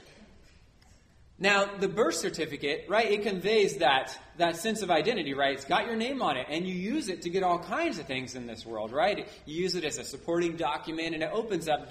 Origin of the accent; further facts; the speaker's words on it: New Orleans, Louisiana, United States; I was born in New Orleans